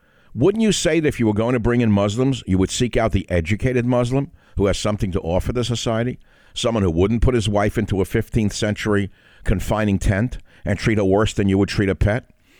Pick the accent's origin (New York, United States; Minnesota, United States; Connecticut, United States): New York, United States; New York City; I grew up in a melting pot. I grew up in New York City. I'm an immigrant son. We were a minority family, so naturally I grew up around minorities.